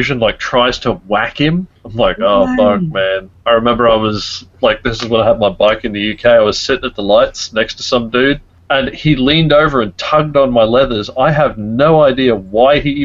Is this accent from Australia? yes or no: yes; Australia; I am Australian